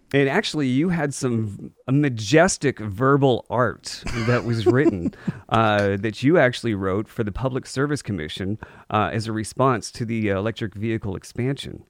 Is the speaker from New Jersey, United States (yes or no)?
no; Maine, United States; moved away; I grew up in Maine